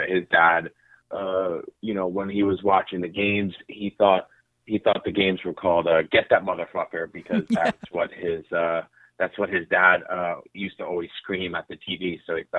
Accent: Pennsylvania, United States; I grew up outside Philly, but around with my family, both my parents are big Philly sports fans.

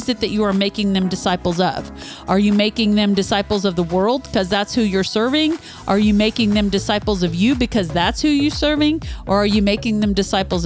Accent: Midwest, United States; we grew up in the Midwest

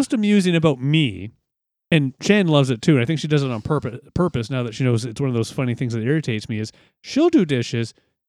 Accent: London, Ontario, Canada; I'm from London, Ontario.

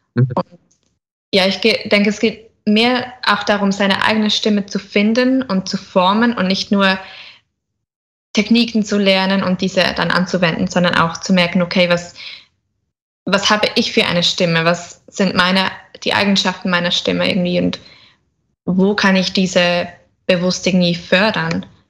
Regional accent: Switzerland; ich komme aus der Schweiz

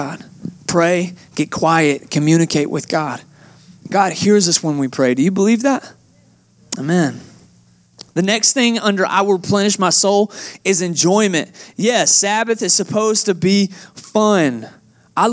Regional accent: Atlanta, Georgia, United States; moved away as an adult; now in Texas, United States; I'm originally from Atlanta, Georgia

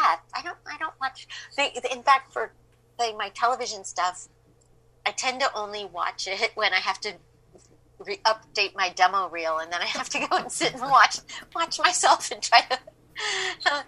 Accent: Manhattan Beach, California, United States; also born or lived in Los Angeles; I'm from Los Angeles

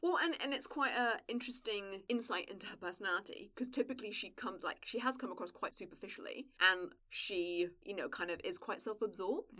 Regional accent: England, United Kingdom; But it's very far away from the bit of England that I'm from, and I'm like a country bumpkin.

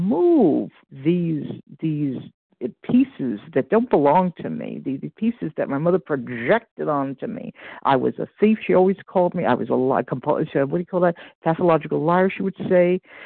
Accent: Iowa, United States; from Iowa. I am in Central Time.

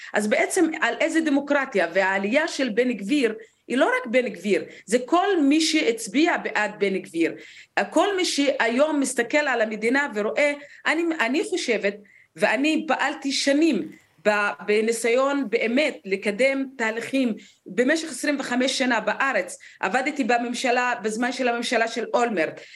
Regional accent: Negev, Southern District, Israel; כמישהי שנולדה למשפחה בדואית בנגב

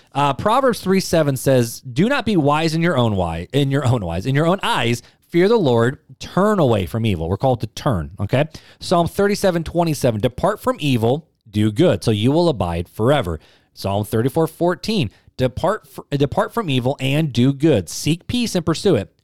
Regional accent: United States

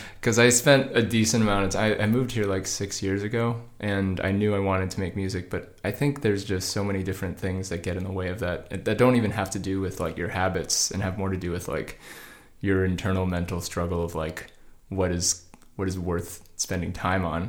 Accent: Georgia, United States; now in Los Angeles, United States; I grew up in Georgia.

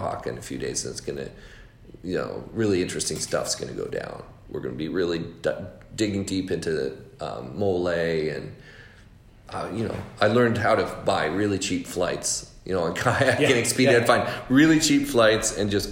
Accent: Los Angeles, California, United States; I grew up in Los Angeles

